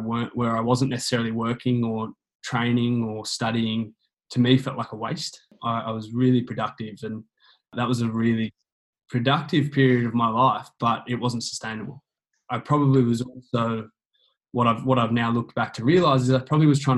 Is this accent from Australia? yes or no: yes; Canberra, Australian Capital Territory, Australia; I grew up in Canberra, down in the beautiful God's country of Canberra.